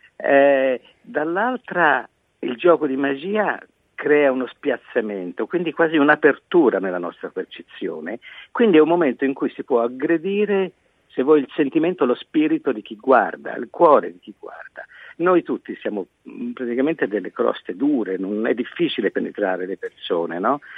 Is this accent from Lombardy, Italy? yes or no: no; Florence, Tuscany, Italy; io sono di Firenze, la mia città